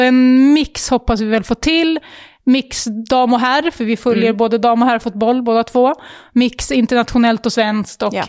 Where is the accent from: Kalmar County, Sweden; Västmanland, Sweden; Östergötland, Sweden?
Västmanland, Sweden; Västerås; vi är ju Västerås-tjejer båda två. Eh, födda och uppvuxna här, bor i Västerås